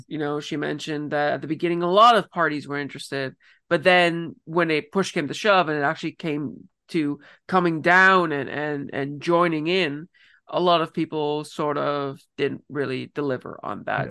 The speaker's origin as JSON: {"language": "English", "region": "Ontario", "country": "Canada", "moved": "yes", "said": "somebody originally from Ontario"}